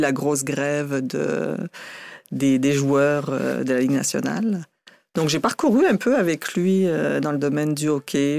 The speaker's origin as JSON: {"language": "French", "town": "Dunkirk", "region": "Hauts-de-France", "country": "France", "tie": "born or raised there", "also_born_or_lived": "Matane / Quebec City", "moved": "as an adult", "lives_now": "Canada", "said": "à Dunkerque, plus précisément, dans ma ville natale"}